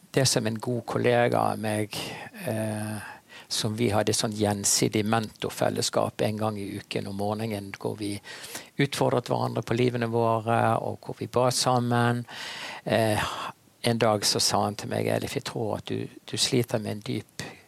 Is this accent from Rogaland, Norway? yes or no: no; Bergen, Vestland, Norway; Jeg er en bergenser